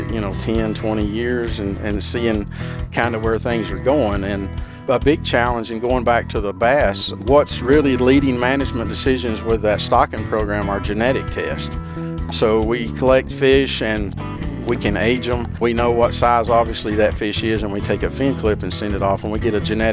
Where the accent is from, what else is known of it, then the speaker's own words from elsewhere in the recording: Watts Bar Reservoir, Tennessee, United States; I grew up on Watts Bar Reservoir